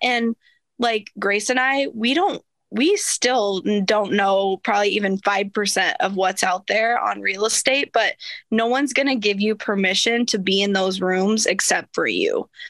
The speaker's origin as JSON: {"language": "English", "region": "small town Iowa", "country": "United States", "tie": "born or raised there", "said": "I wrote the owner a love letter telling him that this was my hometown"}